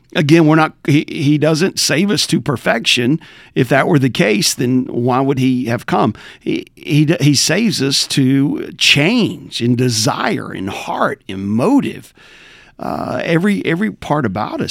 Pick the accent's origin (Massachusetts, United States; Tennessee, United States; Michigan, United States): Tennessee, United States; Southwest Rural; moved away; Born and raised in Tennessee, uh, Southwest Rural Tennessee